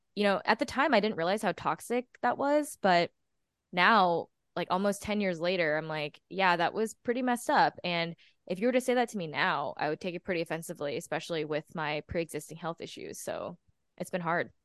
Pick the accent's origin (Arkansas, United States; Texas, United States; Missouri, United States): Texas, United States; moved away as an adult; now in New York, United States; I am originally from Texas, and I moved to New York I think five days after I graduated